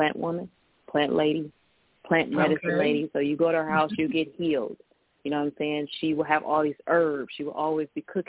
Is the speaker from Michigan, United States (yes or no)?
yes; Detroit, Michigan, United States; I grew up in Detroit with a garden